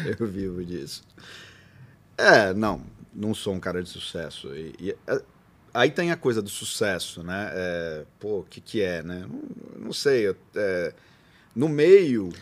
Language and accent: Portuguese; Bauru, São Paulo, Brazil; eu nasci na Capote, mudei para Arthur e a gente foi para Bauru